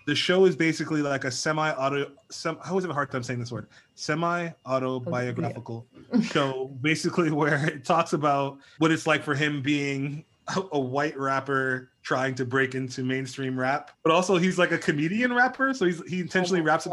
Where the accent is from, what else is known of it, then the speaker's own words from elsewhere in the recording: United States; I was born and raised here in the States